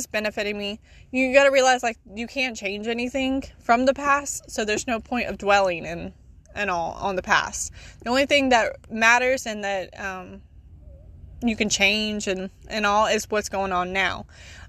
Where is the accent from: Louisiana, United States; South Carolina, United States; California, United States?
South Carolina, United States; I am from South Carolina